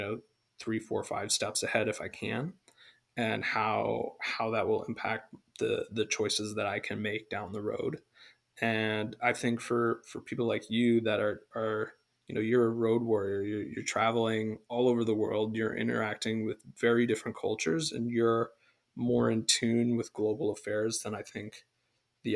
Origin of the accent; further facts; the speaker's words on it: United States; growing up in America